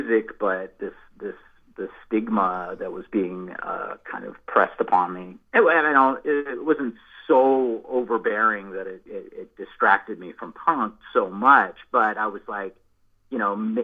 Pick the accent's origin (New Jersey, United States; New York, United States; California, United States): California, United States; Bay Area; When I was growing up in the Bay Area